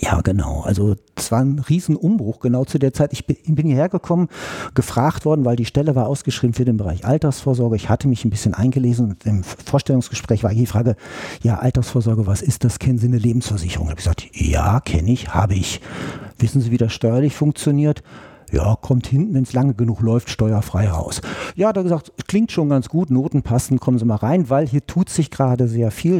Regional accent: Georgsmarienhütte, Lower Saxony, Germany; now in Berlin, Germany; aus einem kleineren Örtchen südlich von Osnabrück, mitten in Niedersachsen, Georgsmarienhütte. Ja, da bin ich aufgewachsen

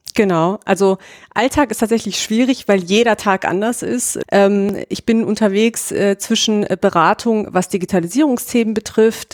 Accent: near Frankfurt, Hesse, Germany; moved away as an adult; also born or lived in Ingolstadt, Bavaria; ich komme eigentlich aus der Nähe von Frankfurt in Hessen

